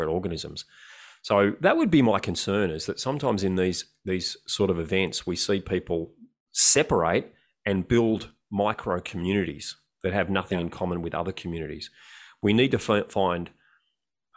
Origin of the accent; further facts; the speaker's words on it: Australia; we're Australian.